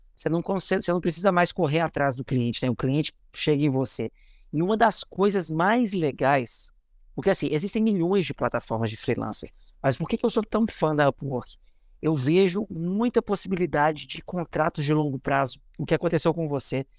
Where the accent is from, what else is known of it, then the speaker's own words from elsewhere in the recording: Belo Horizonte, Minas Gerais, Brazil; moved away; also born or lived in Rio de Janeiro / São Paulo / Belém / Salvador; sou de BH